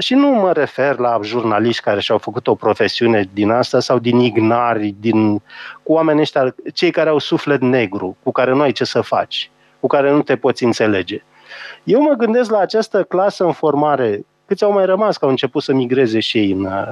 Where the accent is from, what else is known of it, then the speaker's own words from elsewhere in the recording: Romania; noi ca români